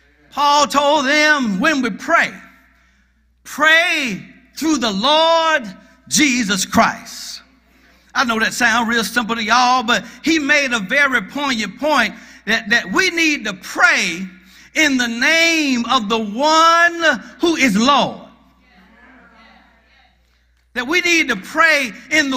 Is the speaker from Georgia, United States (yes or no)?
yes; Athens, Georgia, United States; also born or lived in Gainesville, Georgia; I'm from Gainesville, Georgia. However, when I was 6 years old, my father got a job with the University of Georgia. And he moved me from Gainesville, Georgia, to Athens, Georgia.